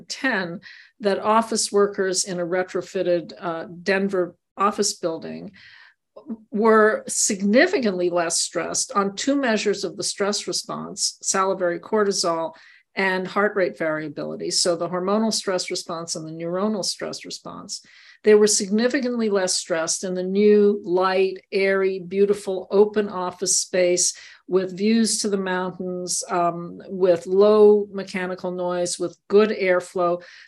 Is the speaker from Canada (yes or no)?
yes; Montreal, Quebec, Canada; also born or lived in Maryland (NIH); now in Tucson, United States; I grew up in Montreal